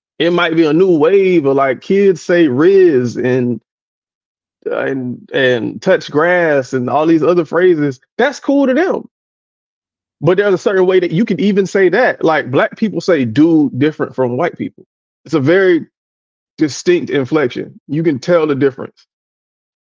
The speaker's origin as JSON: {"language": "English", "region": "South Florida", "country": "United States", "tie": "born or raised there", "said": "I grew up in South Florida"}